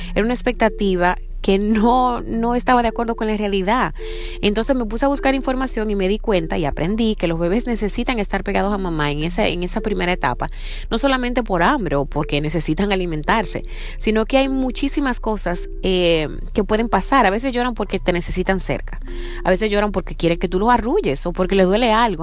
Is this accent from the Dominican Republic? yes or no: yes; Dominican Republic; now in Seattle, United States; Soy dominicana y vivo en Seattle